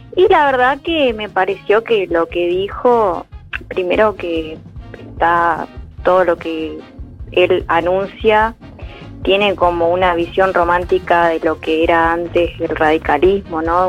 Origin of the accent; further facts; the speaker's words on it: Corrientes, Argentina; yo no me quiero ir de mi provincia, de mi lugar, de mi tierra